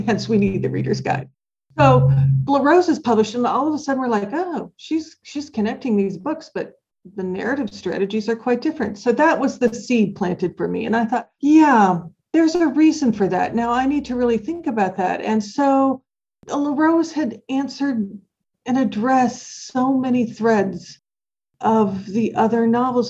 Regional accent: Minnesota, United States; now in Indiana, United States; I was born in Minnesota

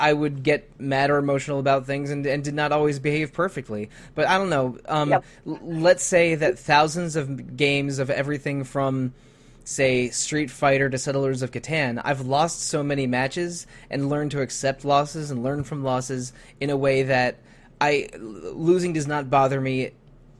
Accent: United States; I grew up in the United States where I was bullied a little bit

